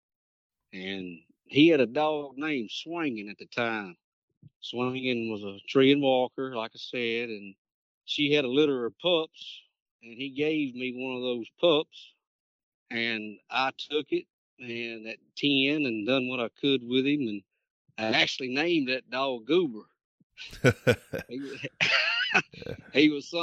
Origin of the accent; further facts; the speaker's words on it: Shongaloo, Louisiana, United States; I'm originally from Shongaloo, Louisiana